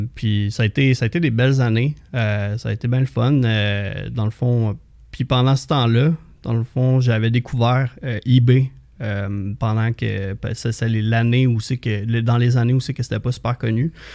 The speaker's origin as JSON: {"language": "French", "town": "Saint-Hippolyte", "region": "Quebec", "country": "Canada", "tie": "born or raised there", "said": "je viens de Saint-Hippolyte, au lac Candelé. j'ai grandi, j'ai eu la chance de grandir sur le bord de l'eau"}